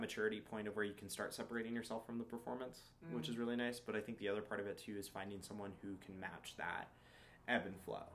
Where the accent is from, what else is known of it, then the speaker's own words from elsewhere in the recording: United States; I am Hispanic and it's something that, like, I lost out growing up in America